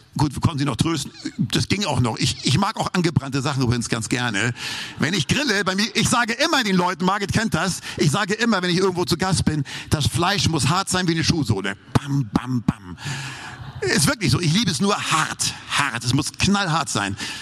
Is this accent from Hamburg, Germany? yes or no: yes; Hamburg, Germany; moved away; Ich bin ja Hamburger